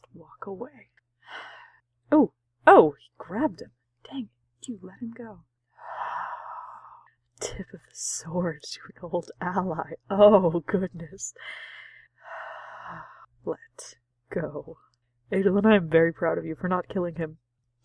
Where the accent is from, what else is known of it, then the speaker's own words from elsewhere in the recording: United States; I'm an American who reads books and I have American culture